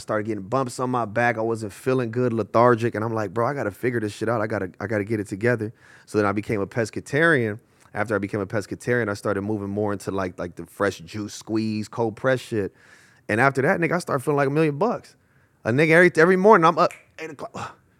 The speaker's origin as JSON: {"language": "English", "town": "Los Angeles", "region": "California", "country": "United States", "tie": "born or raised there", "said": "West LA. West Los Angeles, bro. Fairfax District, Marvin, Washington, La Cienega Heights, Little Ethiopia, all that shit, Olympic."}